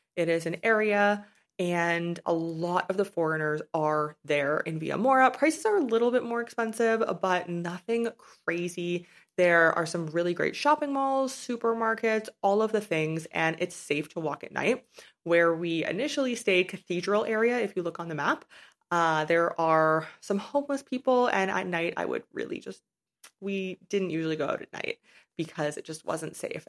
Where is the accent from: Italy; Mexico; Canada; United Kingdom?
Canada; moved away as an adult; also born or lived in China / Paraguay; I haven't lived in my home country of Canada for about six years now